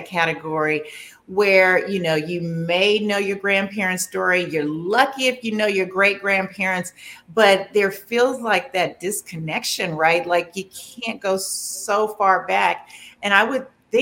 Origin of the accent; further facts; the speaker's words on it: California, United States; moved away as an adult; now in Washington, D.C., United States; I'm from California. I came here for law school